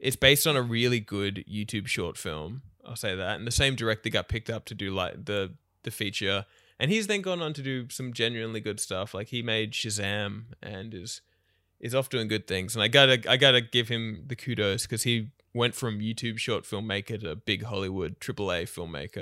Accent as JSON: {"language": "English", "country": "Australia", "said": "as an Australian"}